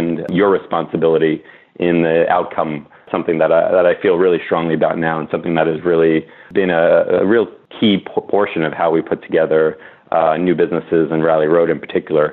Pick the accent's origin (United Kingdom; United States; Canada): United States; New York City, New York; also born or lived in Massachusetts; Rob and I grew up together in Brooklyn, New York